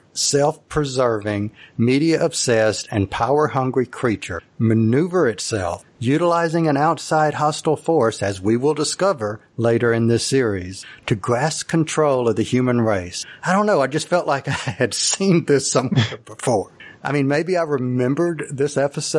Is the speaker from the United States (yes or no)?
yes; rural Mississippi, United States; Growing up in Mississippi, rural Mississippi